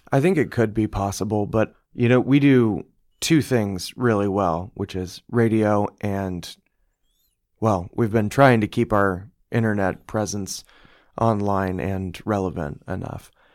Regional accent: Bloomington, Indiana, United States; I'm from here, I'm from Bloomington.

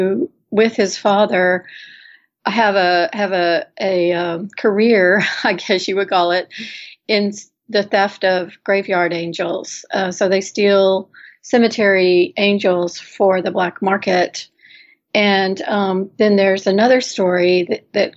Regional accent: Houston, Texas, United States; moved away; I grew up in Houston, first of all. And so even though I haven't lived there in quite some time

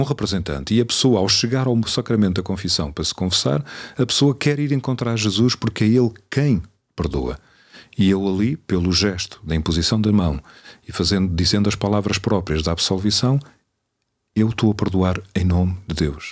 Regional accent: Cadaval, Lisbon, Portugal; eu sou de uma zona de bom vinho, sou do Cadaval, à frente da casa dos meus pais está a adega

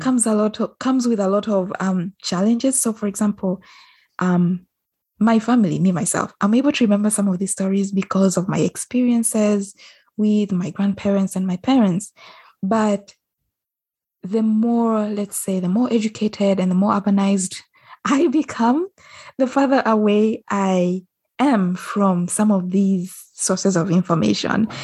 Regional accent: Uganda; I might be Ugandan

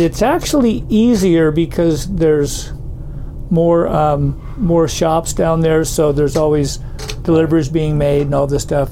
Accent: Southern California, United States; moved away as an adult; now in Santa Cruz, United States; I grew up in Southern California

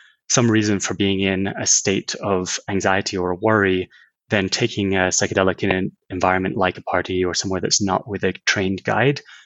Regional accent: Scotland, United Kingdom; I grew up in Scotland

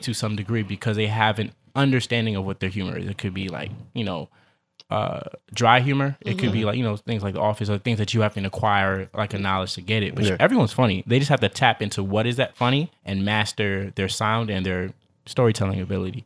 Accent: New York City, New York, United States; moved away as an adult; also born or lived in Queens; I was growing up in Queens and I moved to Brooklyn in like second grade.

